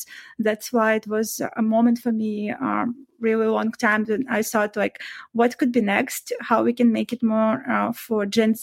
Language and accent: English; Belarus; moved away as an adult; I used to live before and work in my own country, like in Belarus. I'm originally from Eastern Europe